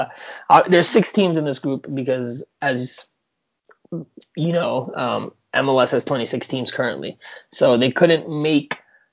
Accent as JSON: {"language": "English", "region": "South Florida", "country": "United States", "also_born_or_lived": "New Jersey / Manhattan, New York City", "moved": "as an adult", "said": "I moved down here at the start of the year. I'm originally from the South Florida area, but once I finished college back in 2011, a month later, I got an offer to go cover the Red Bulls in New Jersey"}